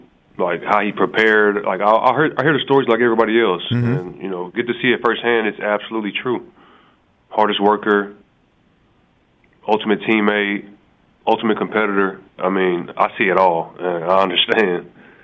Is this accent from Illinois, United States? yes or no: no; Galveston, Texas, United States; I'm from the Houston area, right, Galveston.